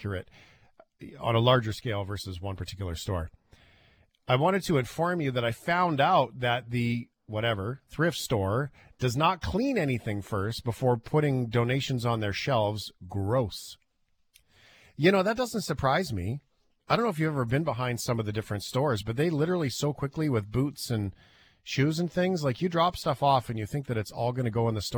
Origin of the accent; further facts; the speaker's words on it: Fort McMurray, Alberta, Canada; moved away; my hometown in Fort McMurray